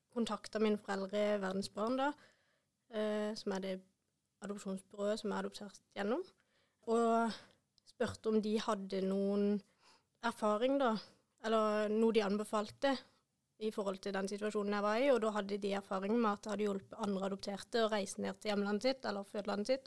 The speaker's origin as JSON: {"language": "Norwegian", "town": "Vennesla", "region": "Agder", "country": "Norway", "tie": "born or raised there", "also_born_or_lived": "India", "said": "kommer fra Vennesla"}